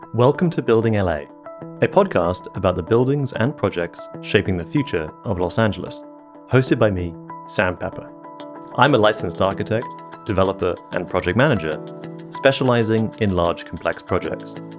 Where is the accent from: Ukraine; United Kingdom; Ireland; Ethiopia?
United Kingdom; England; moved away; I grew up in England